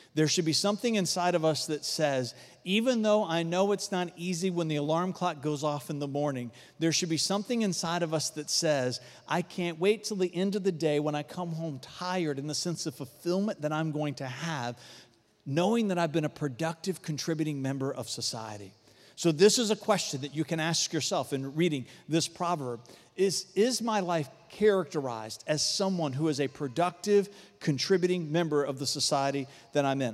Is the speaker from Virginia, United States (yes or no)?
yes; Varina, east side of Richmond, Virginia, United States; I grew up out in Verona, east side of Richmond, very rural community